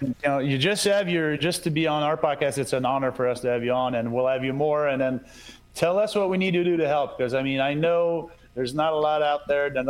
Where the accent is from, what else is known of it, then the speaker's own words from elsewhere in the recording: Canada; first language French; English is a second language; being French Canadian